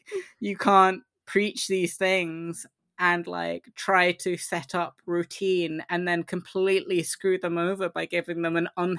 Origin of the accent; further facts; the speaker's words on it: Croydon, London, United Kingdom; I was brought up in Croydon, and like none of them had good role models or the ability to go to a good school